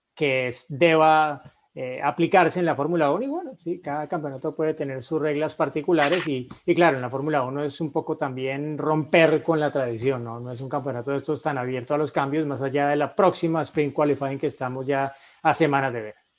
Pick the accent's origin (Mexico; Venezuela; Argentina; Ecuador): Mexico; now in Tokyo, Japan; un mexicano viviendo aquí y trabajando